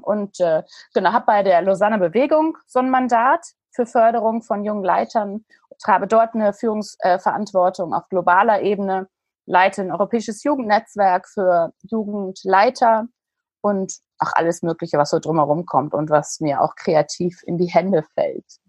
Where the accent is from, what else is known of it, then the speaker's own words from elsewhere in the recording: Hamburg, Germany; Ich bin ein richtiges Hamburger Dern